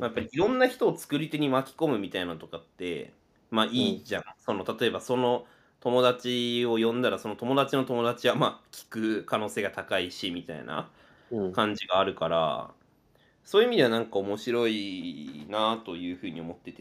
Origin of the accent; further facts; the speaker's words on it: Hachinohe, Aomori, Japan; now in Tokyo, Japan; 駅周辺で育ってる